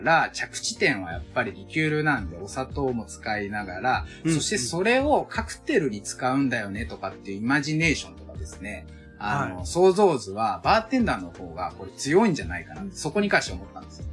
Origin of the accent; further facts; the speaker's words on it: Osaka, Japan; moved away as an adult; also born or lived in Tokyo; now in Sagamihara, Japan; 大阪出身だし、えっ、ー、と、東京も10年以上いた